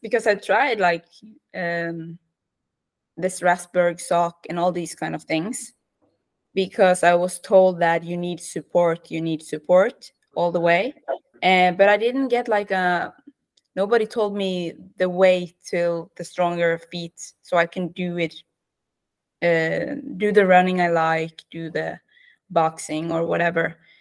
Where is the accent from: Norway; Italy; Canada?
Norway; Western Norway; English is a second language; moved away as an adult; now in Oslo, Norway; I'm from Norway. I grew up west, uh, in the west of Norway uh, near the fjords and mountains